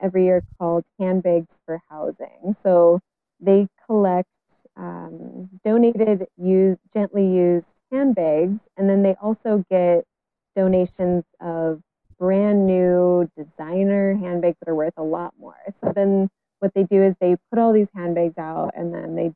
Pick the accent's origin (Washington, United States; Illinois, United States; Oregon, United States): Washington, United States; Bellingham; this is my hometown. You know, I'm still living here in Bellingham. I've moved away, but I've come back